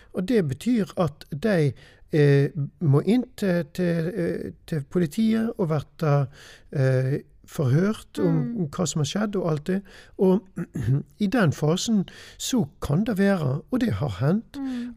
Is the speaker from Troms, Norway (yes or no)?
no; Austrheim, Vestland, Norway; jeg er en gutt ifra Austrheim. Mm. Har vokst opp på gård der ute.